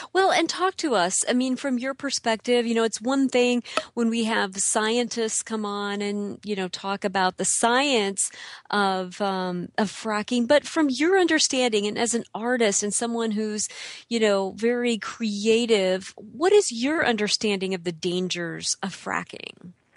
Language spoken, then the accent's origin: English; Illinois, United States; I grew up in the Midwest too